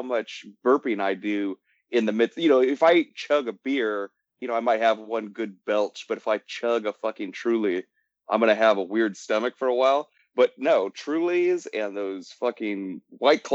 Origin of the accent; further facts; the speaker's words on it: United States; as an American